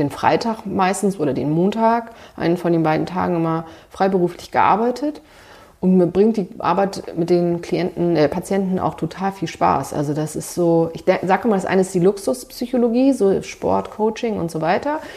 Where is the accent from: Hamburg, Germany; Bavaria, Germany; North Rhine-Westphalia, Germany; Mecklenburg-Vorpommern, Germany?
Hamburg, Germany; also born or lived in Göttingen; Naja, also ich komme aus Hamburg, habe damals Leistungssport gemacht und so ein paar alte Kontakte hatte man noch.